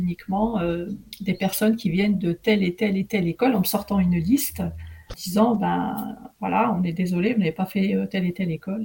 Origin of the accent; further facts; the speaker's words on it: Amiens, Hauts-de-France, France; also born or lived in Tétouan, Morocco; j'ai grandi là-bas, j'ai eu toute mon enfance euh, à Amiens